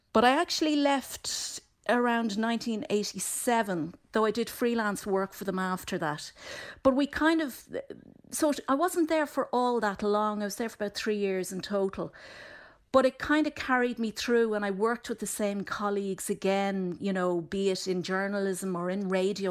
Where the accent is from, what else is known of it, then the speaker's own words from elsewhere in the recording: Dublin, Leinster, Ireland; growing up in Dublin and we were convinced we were from Cork